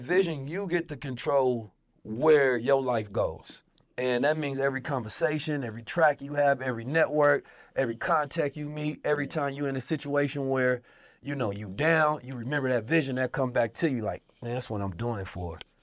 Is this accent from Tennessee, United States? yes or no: no; Oakland, California, United States; Growing up in Oakland